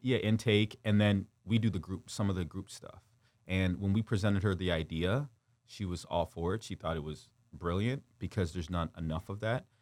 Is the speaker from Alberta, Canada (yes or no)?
no; Windsor, Ontario, Canada; also born or lived in Kigali, Rwanda / North Carolina / Detroit; we moved to Windsor, Ontario, and then when I was six years old, and, uh, I've kind of resided and grew up in Windsor